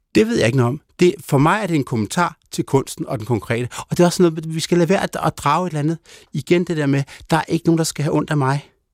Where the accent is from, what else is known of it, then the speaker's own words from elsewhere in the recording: Denmark; also born or lived in Germany; jeg er født i Danmark